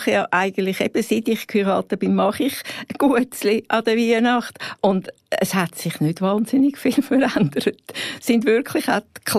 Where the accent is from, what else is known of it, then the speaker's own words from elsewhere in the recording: Switzerland; Also ich bin ursprünglich Italienerin, finde aber Carbonara mit Rahm mega fein, weil ich bin einfach schweizerisch sozialisiert.